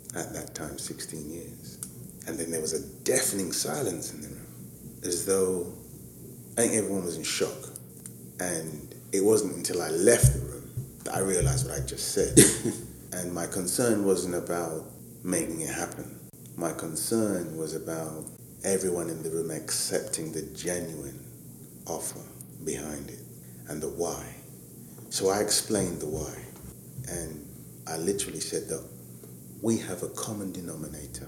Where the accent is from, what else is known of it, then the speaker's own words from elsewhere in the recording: London, United Kingdom; specifically born and raised in Hackney with a business in Hackney